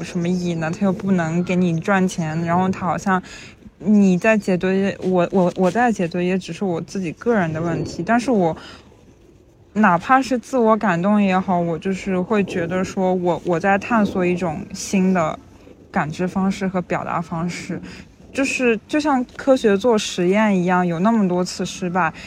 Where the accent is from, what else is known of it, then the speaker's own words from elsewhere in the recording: rural mountainous area in southern China, China; now in London, United Kingdom; 我在农，农村，甚， 甚至是山区长大的嘛